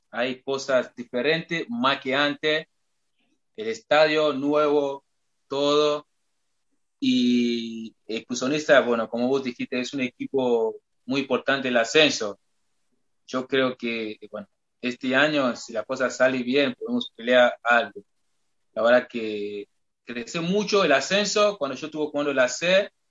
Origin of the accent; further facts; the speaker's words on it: Nigeria; Spanish is a second language; Mira, la verdad, en Nigeria creo que no se hace frío, frío, frío no, porque nosotros todo el año puede estar con manta corta